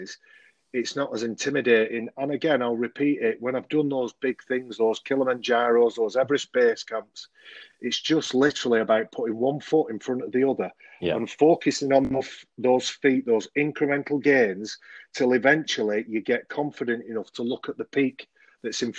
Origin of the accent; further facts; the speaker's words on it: Oldham, North West England, United Kingdom; I was born and bred in Oldham